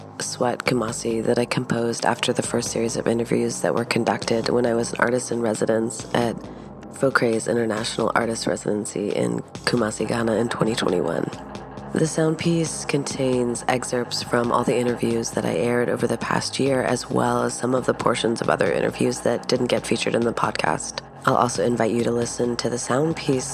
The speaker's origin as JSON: {"language": "English", "region": "Virginia", "country": "United States", "tie": "born or raised there", "said": "I was born in Virginia in 1979"}